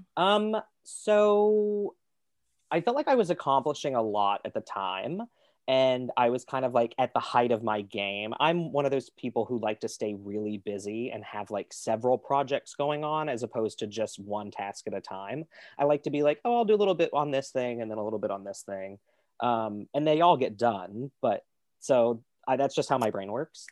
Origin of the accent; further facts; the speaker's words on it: Kentucky, United States; moved away as an adult; also born or lived in Pittsburgh / New York / Toronto; I was born in Kentucky.